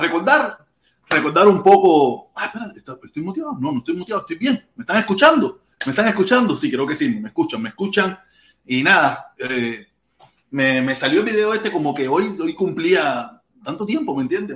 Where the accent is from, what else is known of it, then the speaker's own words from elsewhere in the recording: Cuba; now in Miami, United States; nosotros los cubanos